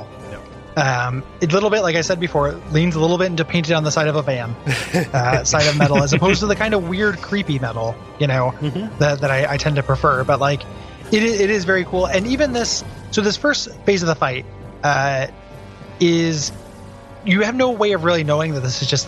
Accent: Tornado Alley, United States; I grew up in Tornado Alley. Like, this is a specific kind of storm that we got all the time growing up.

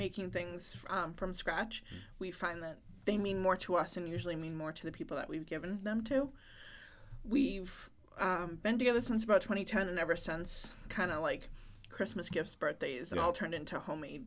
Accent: Plaistow, New Hampshire, United States; my hometown of Plastow

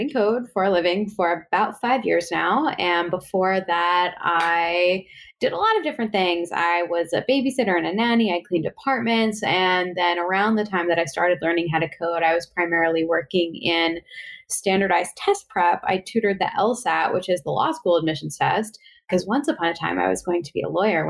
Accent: Westchester, New York, United States; also born or lived in Bronx / Upper West Side; Mostly I grew up in Westchester

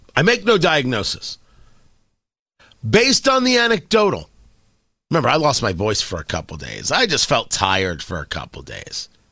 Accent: United States

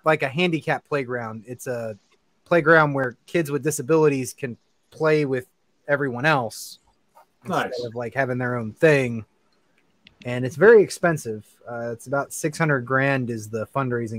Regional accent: Western Pennsylvania, United States; accent: Western Pennsylvania; a Western Pennsylvania accent like mine

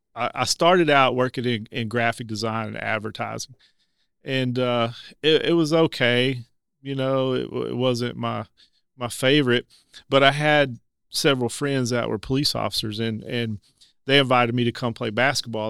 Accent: North Little Rock, Arkansas, United States; I'm a, a, former resident of Levy. Grew up in Levy

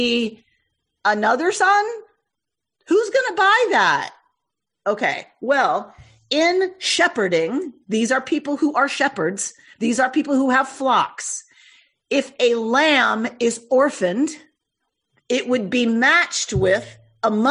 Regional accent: the South, United States; I come from the South

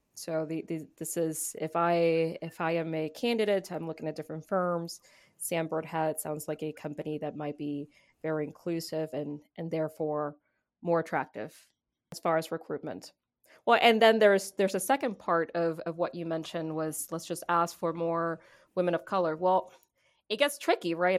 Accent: Puerto Rico; now in United States; I am Puerto Rican, and because I'm Puerto Rican, I'm an American citizen.

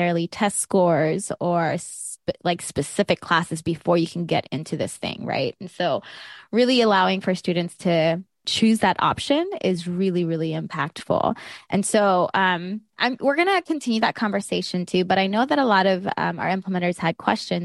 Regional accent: South Georgia, United States; I grew up in South Georgia

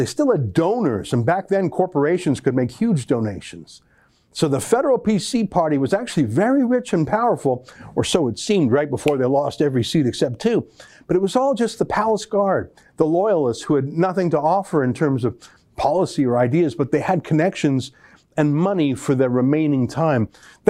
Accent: Calgary, Alberta, Canada; I'm old enough, Ben, and I come from Calgary.

